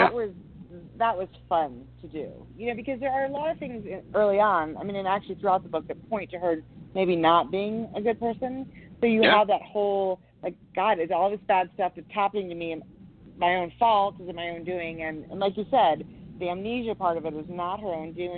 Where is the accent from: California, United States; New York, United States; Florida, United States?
California, United States; San Francisco Bay Area; moved away as an adult; now in Montana, United States; I grew up in the San Francisco Bay Area